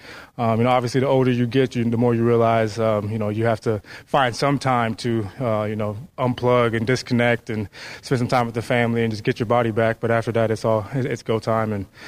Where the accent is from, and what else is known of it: Minnesota, United States